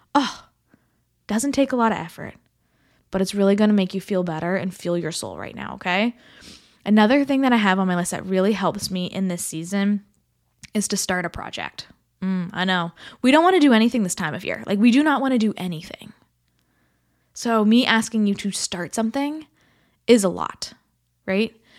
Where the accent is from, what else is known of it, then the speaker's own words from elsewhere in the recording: Canada; as a Canadian, in the thick of the snow